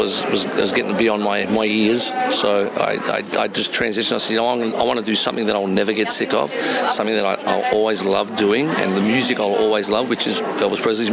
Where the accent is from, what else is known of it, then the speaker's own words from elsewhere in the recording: South Australia, Australia; I'm from Australia, South Australia